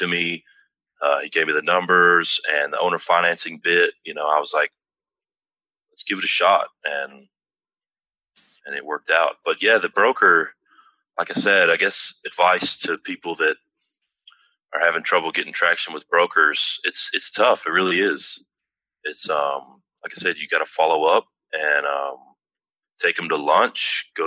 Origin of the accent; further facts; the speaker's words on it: Tullahoma, Tennessee, United States; It's very close to where I grew up, in my hometown, Tullahoma, Tennessee